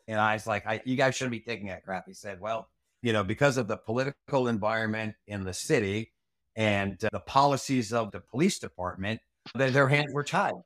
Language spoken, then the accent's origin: English; Rhode Island, United States; moved away; as a kid growing up in Rhode Island